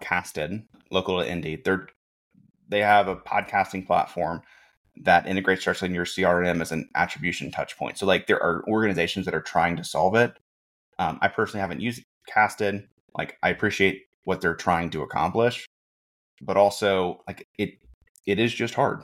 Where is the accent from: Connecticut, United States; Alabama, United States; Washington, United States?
Alabama, United States; Birmingham; moved away as an adult; also born or lived in Jackson, Mississippi; now in Indianapolis, United States; born and raised in Birmingham, Alabama, moved to Jackson, Mississippi for college